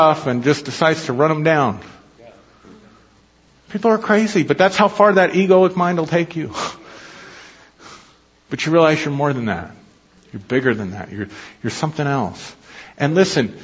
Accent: United States; I'm more than an American citizen. I'm more than just my Scotch-Irish blood and heritage

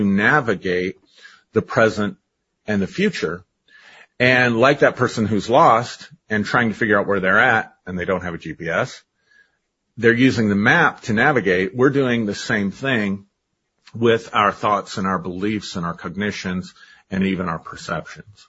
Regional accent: United States; first language English; I learned English because I grew up in America

